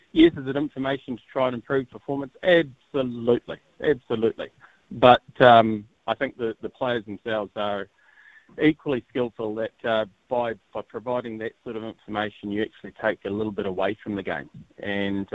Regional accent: New Zealand; I'm a New Zealander of Māori descent

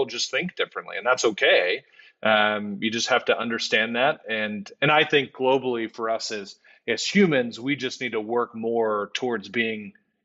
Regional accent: Houston, Texas, United States; born or raised there; moved away

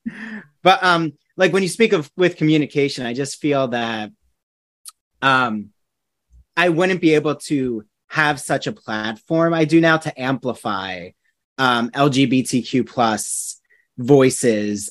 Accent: New Jersey, United States; now in Long Island, United States; I'm from New Jersey originally

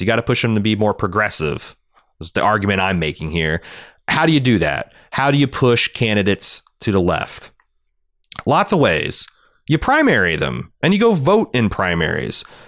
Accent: Ohio, United States; my home state of Ohio

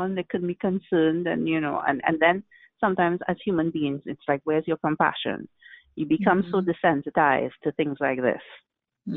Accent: Trinidad & Tobago; I'm from Trinidad and Tobago.

